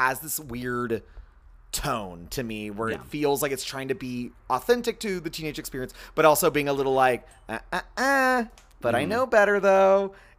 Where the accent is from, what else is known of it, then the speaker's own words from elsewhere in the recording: Texas, United States; from the South and think like, oh, this is a little strange, and I'm like, that's what it's like growing up in Texas.